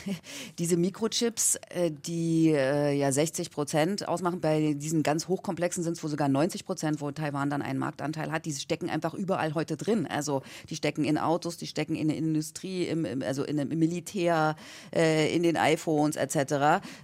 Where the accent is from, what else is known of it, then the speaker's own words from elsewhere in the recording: Germany; ich als Deutsche